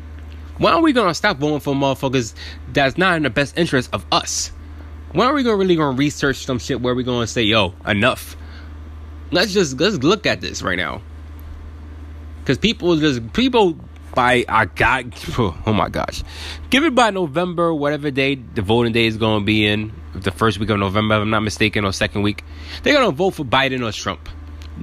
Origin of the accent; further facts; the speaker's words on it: New York City, New York, United States; I was born in Brooklyn, New York, 1989